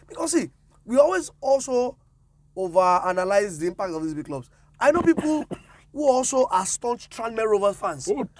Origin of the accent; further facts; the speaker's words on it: Osun, Nigeria; So in Nigeria, because I'm from Osun State